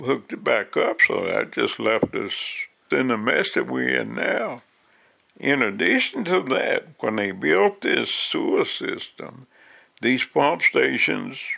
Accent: West Virginia, United States; also born or lived in Rand, West Virginia; I was born in West Virginia, so I've been here forever. Moved here in October of 1969

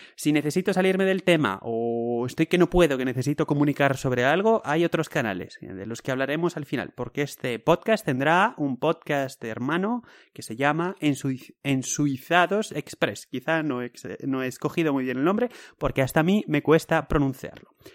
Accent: Spain; now in Switzerland; yo soy español

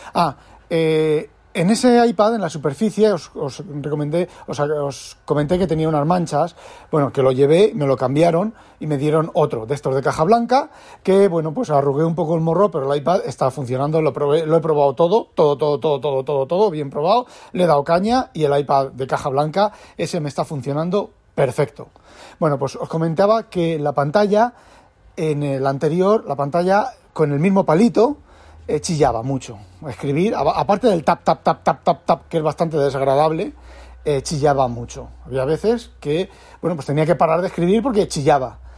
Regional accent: Spain; yo soy español, escribo en español

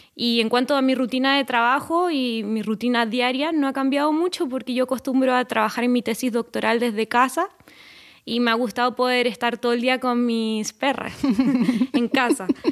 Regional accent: Chile; moved away as an adult; en mi país, en Chile

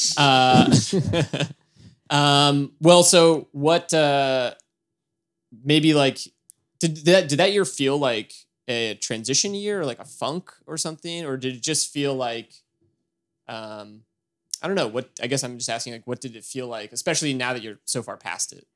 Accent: near Boston, Massachusetts, United States; I grew up near Boston

